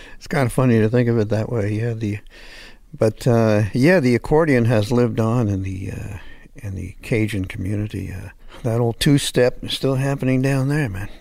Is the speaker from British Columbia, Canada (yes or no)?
no; Hamilton, Ontario, Canada; moved away as an adult; also born or lived in Los Angeles; I'm French-Canadian, but I grew up in Hamilton, which is near Toronto